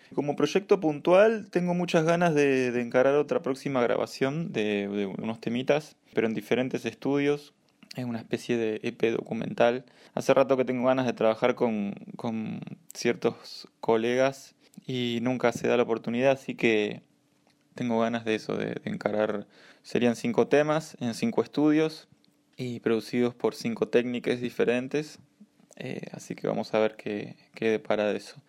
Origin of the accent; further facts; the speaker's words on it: Pergamino, Buenos Aires Province, Argentina; now in Buenos Aires, Argentina; soy nacido en Pergamino, estoy viviendo actualmente en Capital, provincia de Buenos Aires.